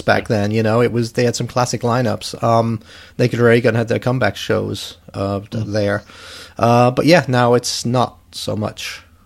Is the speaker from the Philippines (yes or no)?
no; England, United Kingdom; I'm from England